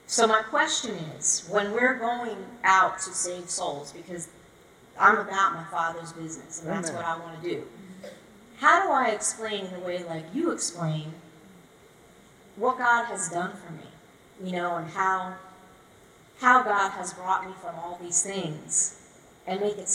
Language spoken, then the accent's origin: English; Wake Forest, North Carolina, United States; I'm from Wake Forest, North Carolina.